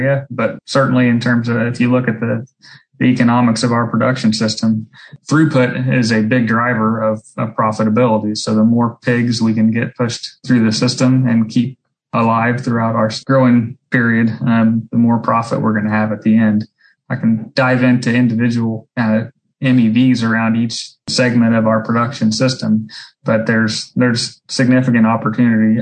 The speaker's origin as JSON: {"language": "English", "region": "Southeast Illinois", "country": "United States", "tie": "born or raised there", "said": "I grew up in Southeast Illinois on a swine and grain farm"}